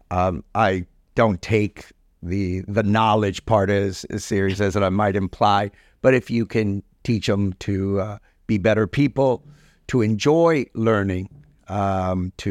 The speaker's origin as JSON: {"language": "English", "country": "Cuba", "tie": "born there", "said": "Uh, okay. Um, so we go way back, right? Uh, uh, I was born in Cuba, and uh, um, my dad was a doctor."}